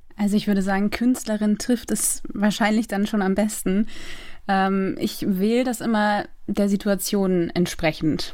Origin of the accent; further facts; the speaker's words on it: Eckernförde, Schleswig-Holstein, Germany; moved away as an adult; also born or lived in Loose, near Eckernförde / Rostock; now in Berlin, Germany; ich bin in Eckernförde aufgewachsen. Also geboren bin ich in Lose in der Nähe von Eckernförde